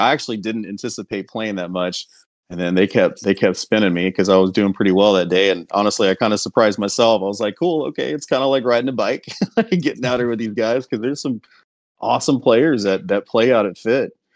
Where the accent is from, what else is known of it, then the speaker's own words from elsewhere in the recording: Houston, Texas, United States; I'm from Houston originally.